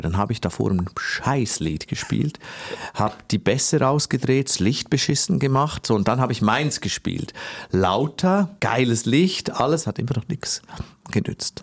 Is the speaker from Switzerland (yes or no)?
yes; Switzerland; ich komme aus der Schweiz